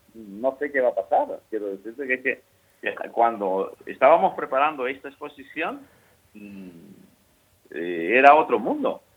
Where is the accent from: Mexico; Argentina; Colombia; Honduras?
Colombia; a small Caribbean town in Colombia, Caribbean Region; moved away; also born or lived in Murcia, Spain / Valencia, Spain; Yo nací en un pueblito de Colombia, de, digamos, caribeño, y, y eso lo llevo, lo llevo eso en los genes.